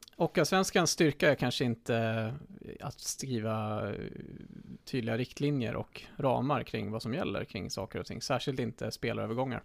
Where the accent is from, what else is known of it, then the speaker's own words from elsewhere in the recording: Västervik, Kalmar County, Sweden; min hemstad Västervik